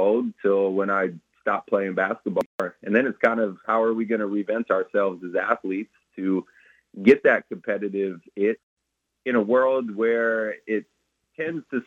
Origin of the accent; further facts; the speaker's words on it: Mitchellville, Iowa, United States; I grew up in Mitchellville, Iowa on a farm